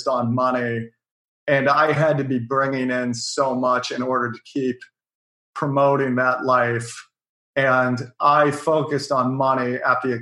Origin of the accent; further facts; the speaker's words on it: Bothell, Washington, United States; now in New York City, United States; I grew up outside of Seattle